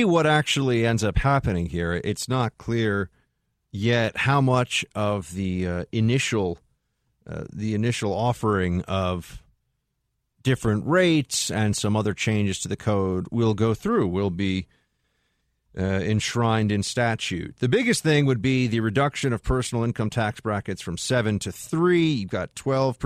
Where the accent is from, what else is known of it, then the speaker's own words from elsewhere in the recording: New York, United States; as a New Yorker